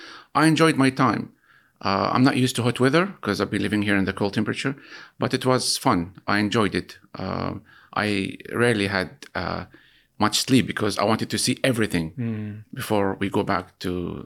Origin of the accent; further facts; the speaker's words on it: Gaza City, Gaza Strip, Palestine; moved away as an adult; now in United Kingdom; I'm from Gaza City. I was born there. I spent most of my life there. I know Gaza street by street.